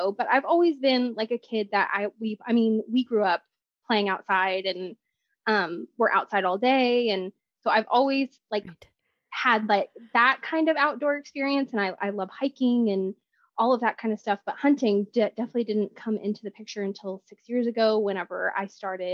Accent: Texas, United States; I am 32 and from Texas, born and raised, lived here my whole life.

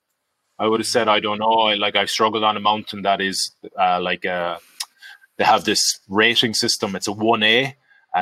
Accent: Galway, Connacht, Ireland; Galway. My hometown

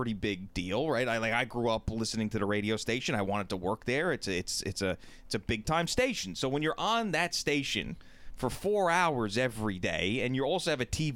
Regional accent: Brookhaven, New York, United States; also born or lived in Pittsburgh; I grew up in Brookhaven Hamlet, went to Bellport High School. I live in Bellport now.

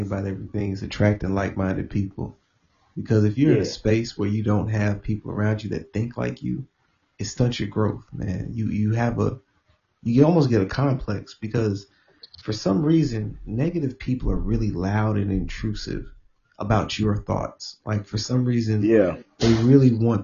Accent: Houston, Texas, United States; I'm from Houston

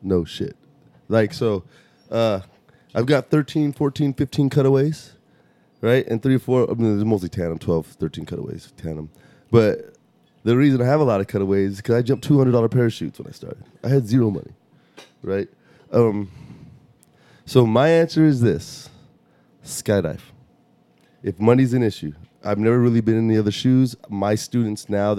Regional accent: Mesa, Arizona, United States; moved away as an adult; also born or lived in Chicago, Illinois / Oklahoma / Dallas, Texas; now in Austin, United States; My mom moved me to Phoenix, outside of Phoenix, Mesa, Arizona. That's where I kind of grew up

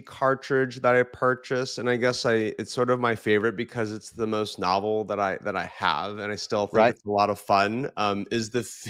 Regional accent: California, United States; when I was growing up in California.

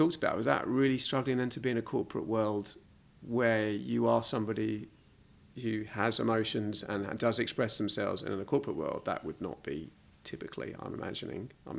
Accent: London, United Kingdom; I grew up in London.

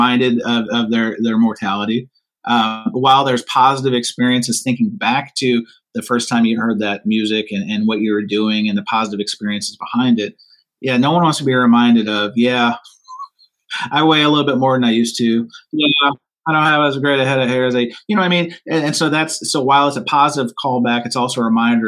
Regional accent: St. Louis, Missouri, United States; I'm from St. Louis

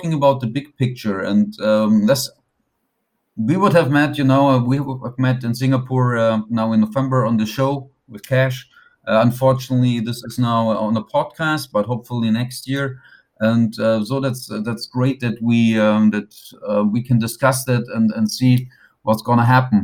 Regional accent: Germany; I'm here in Frankfurt

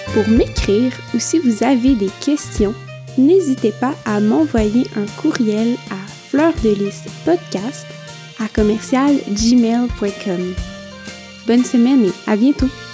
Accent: Quebec, Canada; moved away as an adult; now in Italy; je viens du Québec

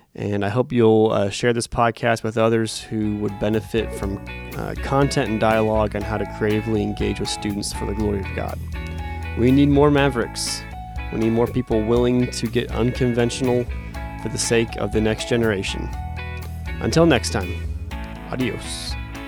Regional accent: Phoenix, Arizona, United States; I was born in Phoenix, Arizona

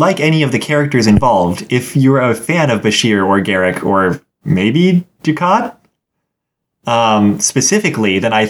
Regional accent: United States; as an American

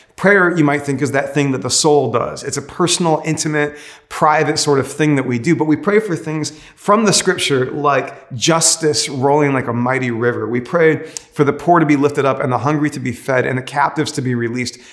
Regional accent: United States; I actually love being an American

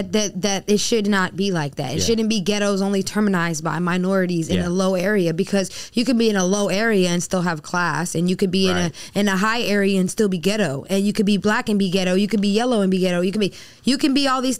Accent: Bahamas; now in United States; For me, I know we're speaking in America, but I'm from the Bahamas. And culturally, for me, there are different things that are normal.

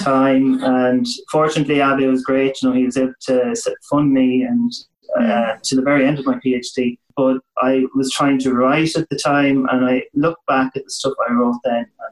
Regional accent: west of Ireland, Ireland; where I was from in the west of Ireland

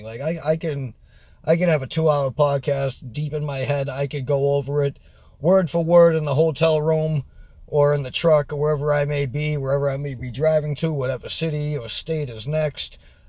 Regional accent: New England, United States; I'm from New England and my accent is all over the place because I go all over the country and I haven't been in New England in years.

